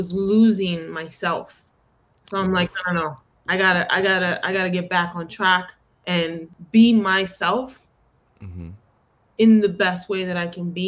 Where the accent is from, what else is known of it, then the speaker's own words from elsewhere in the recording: New York City, New York, United States; accent: Bronx accent; I come from that culture. I grew up in the Bronx